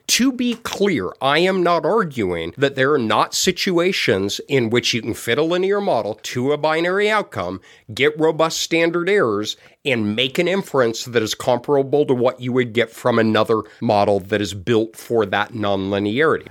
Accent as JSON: {"language": "English", "town": "Denver", "region": "Colorado", "country": "United States", "tie": "born or raised there", "said": "I was born and raised in Denver"}